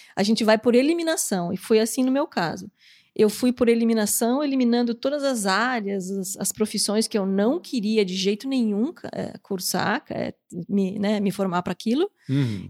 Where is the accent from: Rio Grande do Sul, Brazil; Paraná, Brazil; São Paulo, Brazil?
Paraná, Brazil; Curitiba; moved away as an adult; also born or lived in Florianópolis; nasci em Florianópolis e acabei indo pra Curitiba com seis anos de idade.